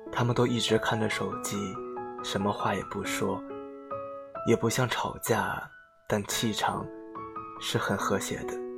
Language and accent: Chinese; Jiangxi, China; 我是江西人来的，我的口味真的好重，不喜欢没有味道的东西